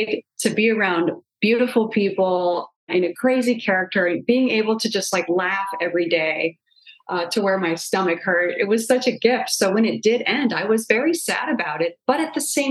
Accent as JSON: {"language": "English", "region": "Illinois", "country": "United States", "moved": "as an adult", "lives_now": "Los Angeles, United States", "said": "I was from Illinois"}